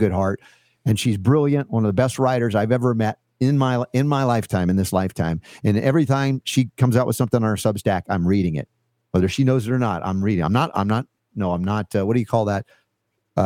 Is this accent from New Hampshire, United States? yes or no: no; Atlanta, Georgia, United States; moved away; I grew up in Atlanta for 30 years